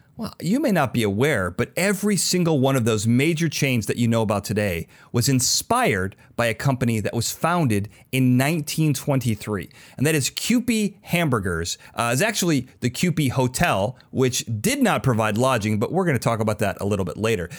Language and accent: English; Chicago, Illinois, United States; now in California, United States; I'm from Chicago.